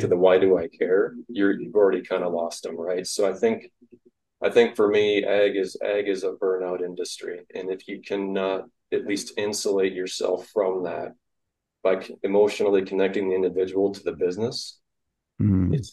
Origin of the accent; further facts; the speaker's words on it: Iowa, United States; Hard Iowa Cooperative, which is my hometown co-op